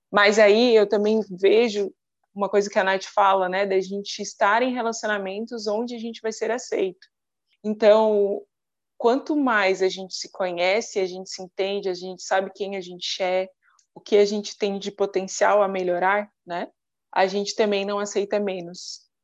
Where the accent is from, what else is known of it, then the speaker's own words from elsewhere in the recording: Criciúma, Santa Catarina, Brazil; Eu sou de Criciúma, sul de Santa Catarina